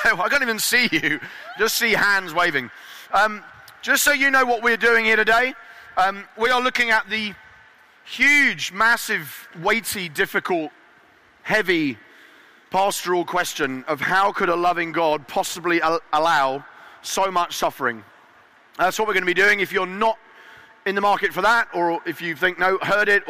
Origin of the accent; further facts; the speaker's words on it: Eastbourne, South East England, United Kingdom; my hometown of Eastbourne.